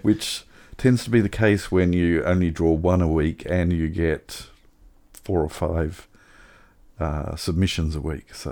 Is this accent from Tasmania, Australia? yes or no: yes; Tasmania, Australia; I grew up in Tasmania